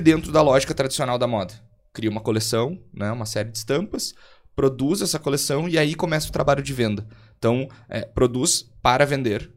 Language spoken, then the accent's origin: Portuguese; Montenegro, Rio Grande do Sul, Brazil; sou eu aqui de Montenegro, é uma cidade de 70 mil habitantes, mais ou menos, aqui no, no interior do Rio Grande do Sul